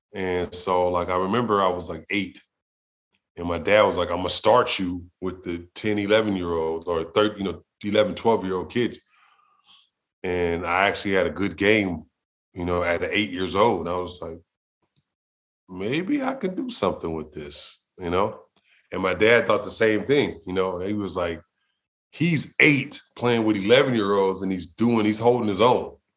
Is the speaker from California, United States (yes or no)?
yes; Los Angeles, California, United States; I was raised in South Central